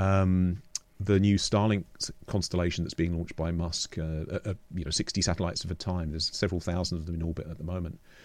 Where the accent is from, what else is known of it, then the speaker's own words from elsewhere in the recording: London, United Kingdom; moved away as an adult; also born or lived in Oxford, United Kingdom; now in Portobello, New Zealand; I grew up in London